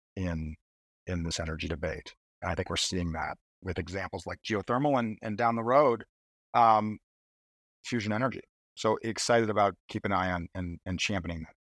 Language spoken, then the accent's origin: English; Schenectady, New York, United States; I grew up in Schenectady